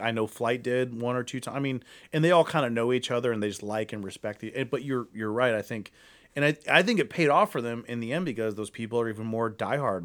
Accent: Akron, Ohio, United States; moved away as an adult; now in Cleveland, United States; I'm from Akron

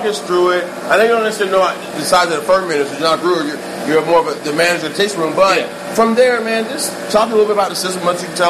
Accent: Georgia, United States; moved away; also born or lived in Midwest; So, okay, so I'm from Georgia.

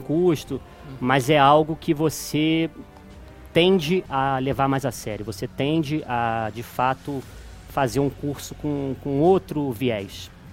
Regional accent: Petrópolis, Rio de Janeiro, Brazil; moved away as an adult; also born or lived in Juiz de Fora; now in Belo Horizonte, Brazil; sou natural de Petrópolis, estado do Rio de Janeiro. E moro aqui em Belo Horizonte desde 2016

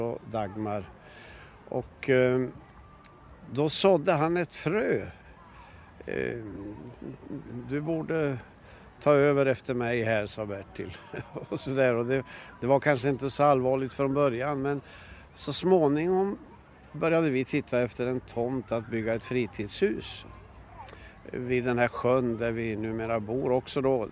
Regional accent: Bollnäs, Gävleborg County, Sweden; also born or lived in Norrköping / Gothenburg / Trollhättan / Värnamo; now in Sveg, Sweden; jag är uppvuxen i Bollnäs

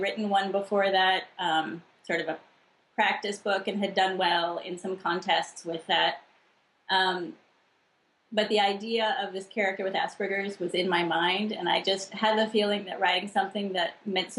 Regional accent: El Cerrito, California, United States; I was born in El Cerrito, right next to Berkeley in California.

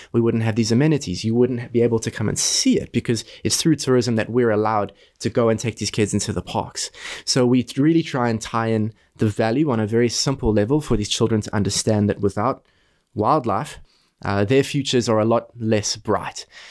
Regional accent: South Africa; moved away as an adult; also born or lived in Boston, United States; I'm from South Africa. As a kid, I grew up next to our iconic Kruger National Park.

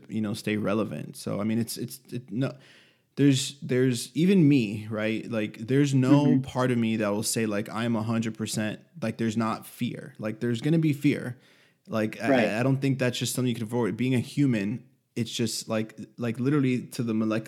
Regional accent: Miami, Florida, United States; I'm from Miami

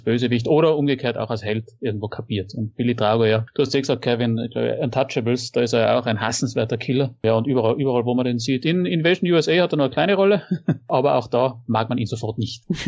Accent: Austria; bei uns in Österreich

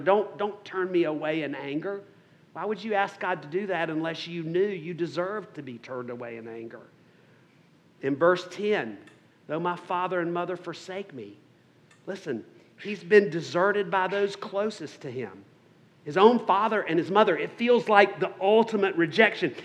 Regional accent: South Carolina, United States; accent: Southern; I grew up in South Carolina, or South Carolina as we say.

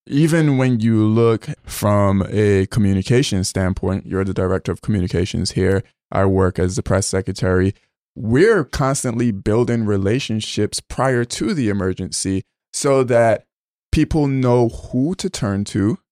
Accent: Barbados; moved away; I grew up, uh, in Barbados.

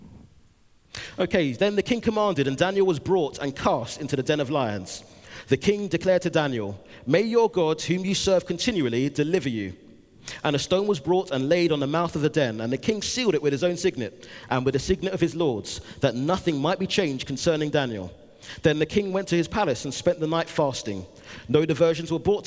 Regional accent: London, United Kingdom; I'm from London

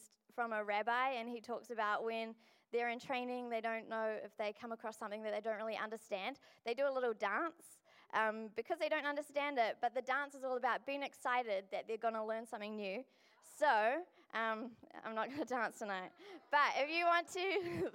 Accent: Pukekohe, Auckland, New Zealand; now in Dunedin, New Zealand; I'm from Pukekohe

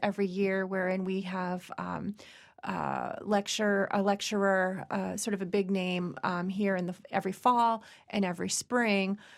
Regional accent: Virginia, United States; moved away; I was born in Virginia

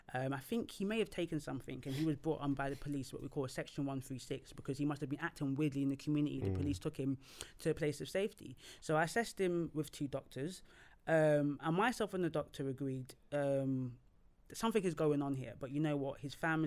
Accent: Nigeria; because me as a Nigerian person, I've met some Nigerians that don't want me to even be their worker because I'm Nigerian.

